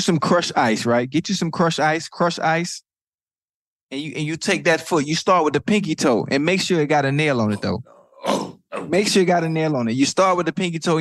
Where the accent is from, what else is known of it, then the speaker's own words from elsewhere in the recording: Miami, Florida, United States; I'm from Liberty City